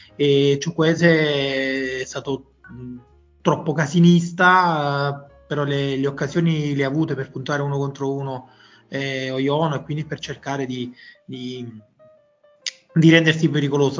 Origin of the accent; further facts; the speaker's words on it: Gragnano, Campania, Italy; veramente attaccato al mio paese di, di origine, Gragnano